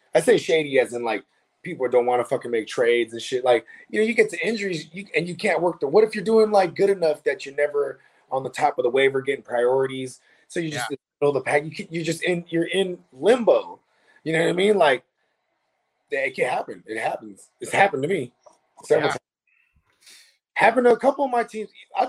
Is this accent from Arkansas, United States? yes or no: no; the Bay Area, California, United States; I'm from the Bay